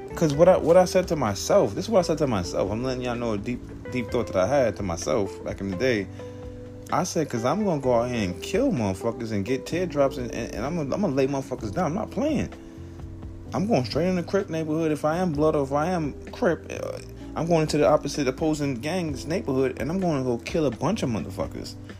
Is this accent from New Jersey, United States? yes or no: no; New York City, New York, United States; I'm from the hood, Southside Jamaica, Queens. So, growing up in Southside, a lot of gang activity